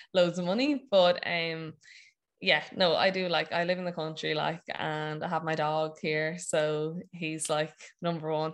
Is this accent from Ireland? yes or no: yes; Wexford, Leinster, Ireland; also born or lived in Maynooth / Dublin; I'm from Wexford